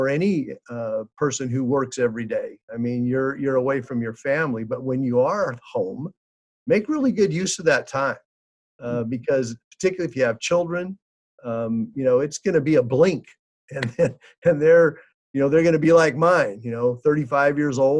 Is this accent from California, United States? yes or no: yes; Fresno, California, United States; I grew up here in Fresno, went to school at Central High School